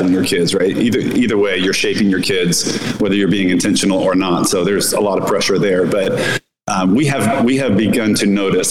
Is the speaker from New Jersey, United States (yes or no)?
no; Southern California, United States; moved away as an adult; also born or lived in Northern Indiana; now in Miami, United States; I was born and raised in Southern California